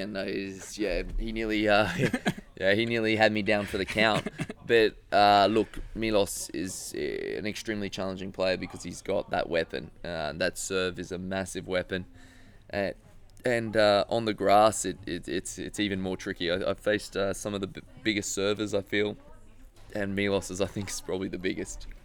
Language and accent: English; Australia; being Australian